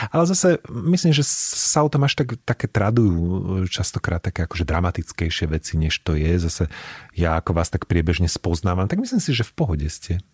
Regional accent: Banská Bystrica, Banská Bystrica Region, Slovakia; moved away as an adult; now in Bratislava, Slovakia; ja už teda som dlhšie v Bratislave, ako som žil v Banskej Bystrici

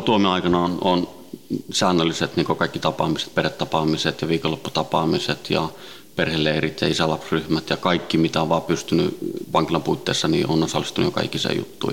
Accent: Helsinki, Uusimaa, Finland; also born or lived in Sweden; viisivuotiaana noin tultiin Suomeen, Itä-Helsinkiin

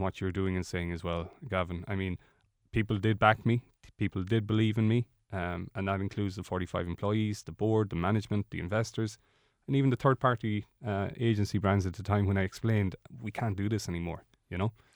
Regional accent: Ireland; we are Irish

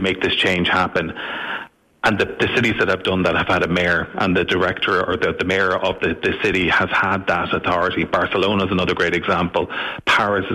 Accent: Waterford, Munster, Ireland; I'm from Waterford

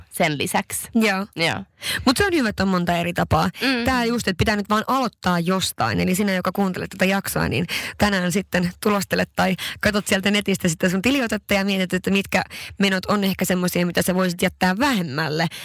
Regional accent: Sweden; now in Helsinki, Finland; mä oon Ruotsista kotoisin

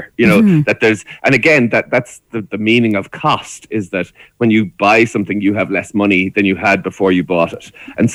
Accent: Ireland; as Irish people

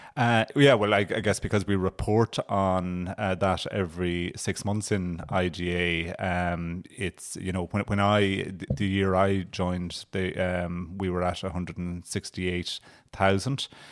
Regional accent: Ardfert, North County Kerry, Munster, Ireland; growing up in Kerry

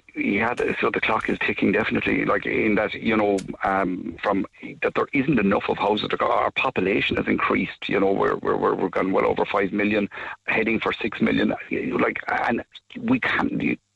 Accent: Blarney, Munster, Ireland; I'm from Blarney all my life. My dad was a garden Blarney

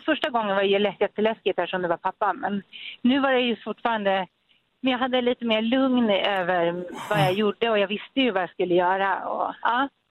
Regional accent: Germany; moved away; jag är från Tyskland

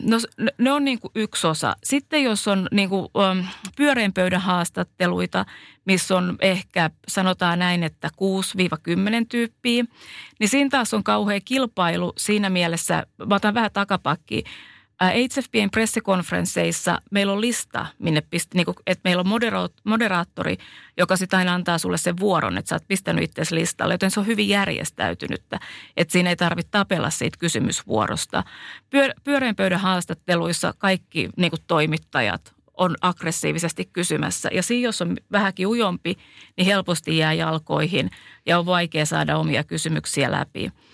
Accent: Finland; accent: Finnish; moved away

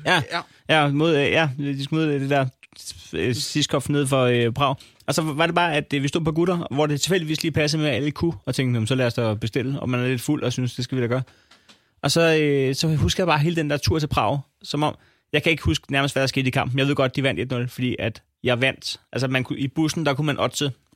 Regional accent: Næstved, Zealand, Denmark; jeg kommer fra Næstved

